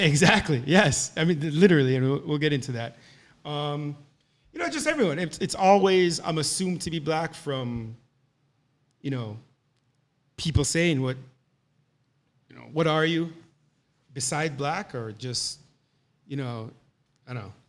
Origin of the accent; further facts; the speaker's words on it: Jamaica; moved away; also born or lived in Boca Raton, Florida; So our, our school experiences there were, were different, right? So we're coming from Jamaica